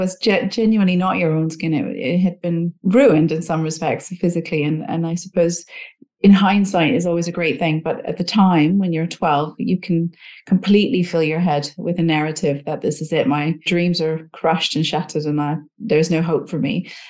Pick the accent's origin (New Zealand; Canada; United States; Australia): Canada; I grew up in Canada